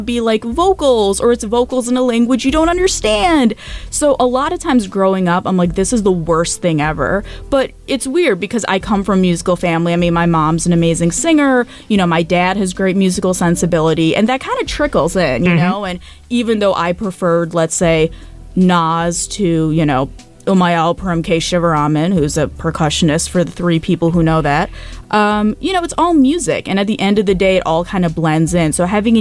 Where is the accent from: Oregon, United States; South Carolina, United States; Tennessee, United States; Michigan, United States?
Michigan, United States; born or raised there; also born or lived in Calcutta, India / California